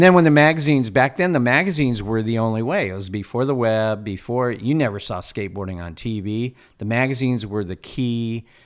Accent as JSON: {"language": "English", "town": "Fallbrook", "region": "California", "country": "United States", "tie": "born or raised there", "also_born_or_lived": "Cardiff, California / Encinitas, California", "said": "I grew up in Fallbrook, and uh, I was born and raised in Fallbrook"}